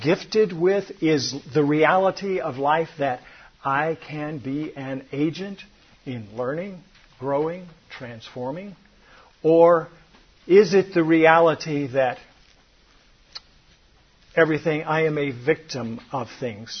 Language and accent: English; Atlanta, Georgia, United States; I grew up in Atlanta, Georgia